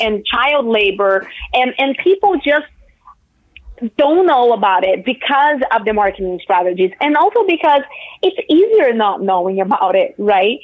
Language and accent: English; Brazil; moved away; I'm from Brazil